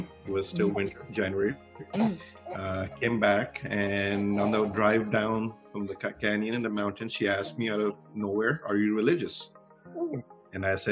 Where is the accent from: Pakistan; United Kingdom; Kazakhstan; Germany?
Pakistan; moved away as an adult; now in Utah, United States; Born in Pakistan, raised in Pakistan